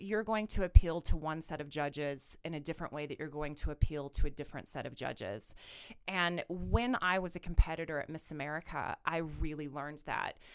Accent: Kansas, United States; now in Colorado, United States; I'm originally from Kansas

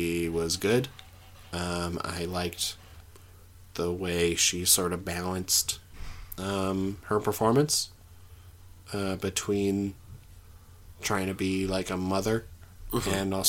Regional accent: Canada; I'm just white and from Canada. There's not a whole lot of Spanish going on up there.

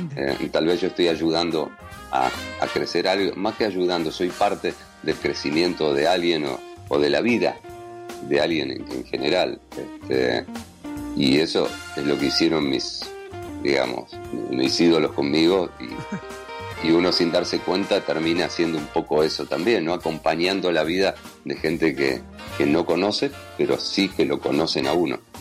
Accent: Buenos Aires, Argentina; moved away as an adult

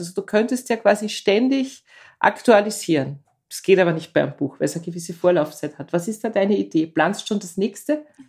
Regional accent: Austria; unserem Land

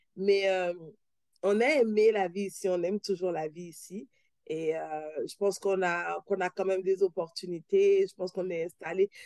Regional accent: Benin; moved away as an adult; also born or lived in Paris, France / Quebec, Canada; now in Toronto, Canada; je suis née, j'ai grandi au Bénin

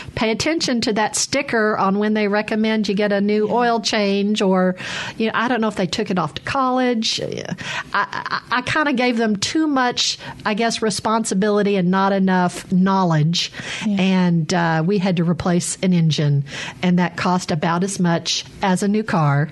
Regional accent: Arkansas, United States; moved away as an adult; also born or lived in Chicago / Texas; now in Mississippi, United States; I grew up in Arkansas and now in Mississippi

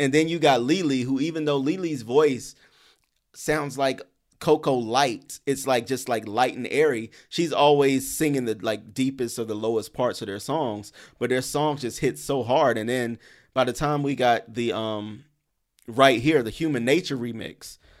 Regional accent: the South, United States; now in Brooklyn, United States; Listen, I'm in Brooklyn. I'm in New York. And I know I'm from the South, so I don't want nobody getting mad at me for this

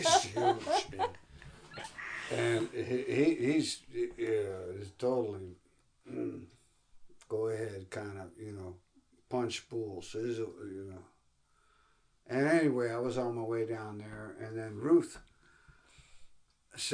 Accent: United States; I'm American

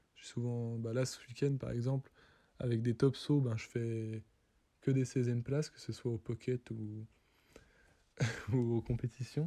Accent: Les Fourgs, Doubs, Bourgogne-Franche-Comté, France; je viens des Fours, un petit village dans le Doubs

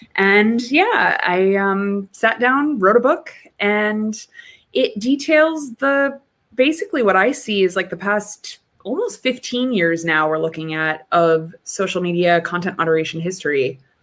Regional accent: New Hampshire, United States; moved away; I'm from New Hampshire

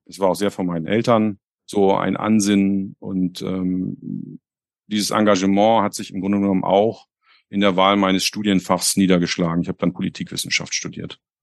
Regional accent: Hamburg, Germany; ich komme ja aus Hamburg

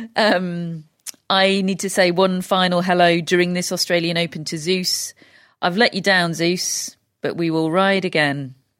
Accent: United Kingdom; we're British

